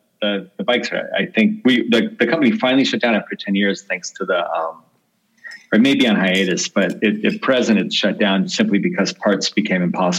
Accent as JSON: {"language": "English", "town": "Berkeley", "region": "California", "country": "United States", "tie": "born or raised there", "said": "I was in college, actually on the East Coast, but I was in my summer breaks in California. I grew up in Berkeley"}